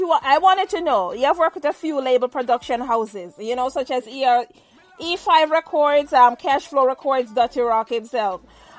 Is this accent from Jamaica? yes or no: yes; Saint Mary Parish, Jamaica; I was born in St. Mary, but I was born at home as well. I was born at home, not in the hospital. So, I'm a home baby.